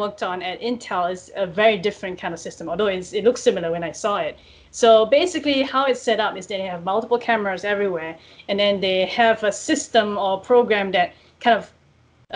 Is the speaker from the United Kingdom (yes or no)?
no; Singapore; moved away; I'm originally from Singapore